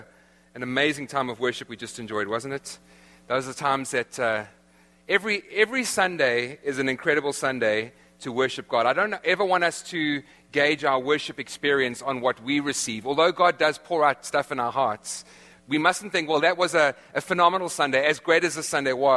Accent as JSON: {"language": "English", "country": "South Africa", "accent": "South African", "moved": "yes", "said": "my South African accent"}